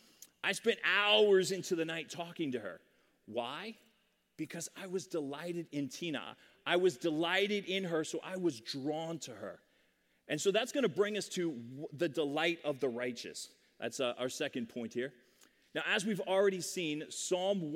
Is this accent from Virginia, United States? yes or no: yes; Sterling, Virginia, United States; I grew up in Sterling, Virginia